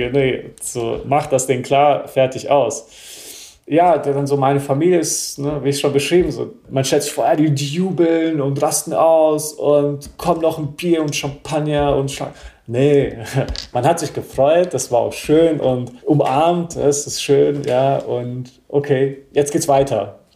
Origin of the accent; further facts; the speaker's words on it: United States; now in Germany; Und ich bin ja in Amerika auch groß geworden, eher in so Hip-Hop-Vierteln, ja, und bin auch der Musik und der Kultur ein wenig gefolgt.